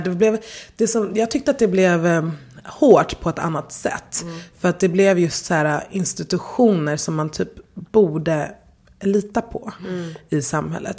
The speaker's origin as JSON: {"language": "Swedish", "town": "Stockholm", "region": "Stockholm County", "country": "Sweden", "tie": "born or raised there", "said": "jag har levt hela, eller nästan hela mitt liv här"}